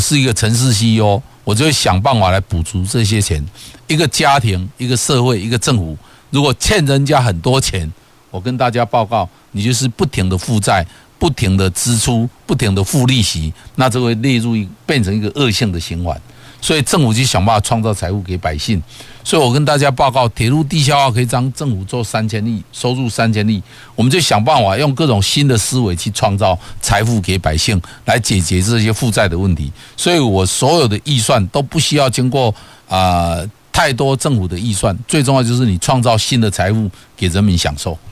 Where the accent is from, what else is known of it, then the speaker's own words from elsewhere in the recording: Yangmei, Taoyuan, Taiwan; 我是在闽南区长大